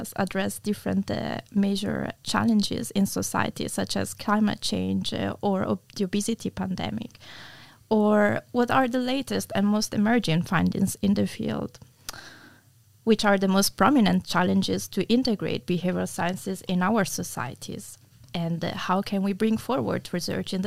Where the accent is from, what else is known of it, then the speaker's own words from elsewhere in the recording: Italy; moved away as an adult; now in Denmark; I'm originally from Italy, although I have lived in Denmark for the past 7 years